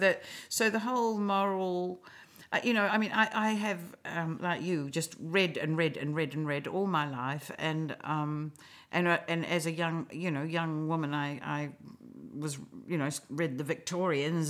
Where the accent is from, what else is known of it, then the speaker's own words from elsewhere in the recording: New Zealand; also born or lived in Australia; I am a New Zealander, absolutely to my toenails, but I lived in Australia in my twenties